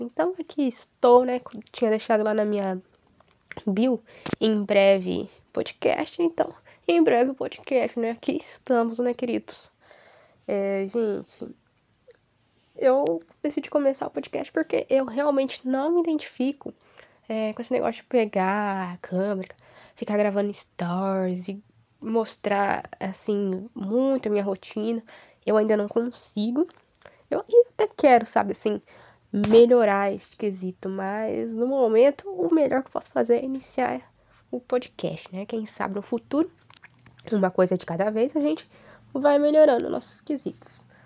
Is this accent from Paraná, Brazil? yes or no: yes; Ivaiporã, Paraná, Brazil; eu nasci e moro atualmente em Vaiporã